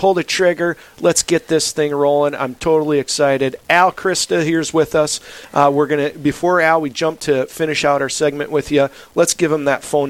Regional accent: South Dakota, United States; We're from South Dakota

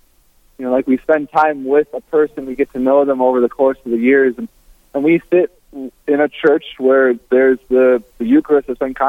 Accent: Brainerd, Minnesota, United States; moved away as an adult; also born or lived in Twin Cities, Minnesota / Grand Rapids, Minnesota / Duluth, Minnesota; I'm originally from Brainerd, Minnesota, in the center of the state

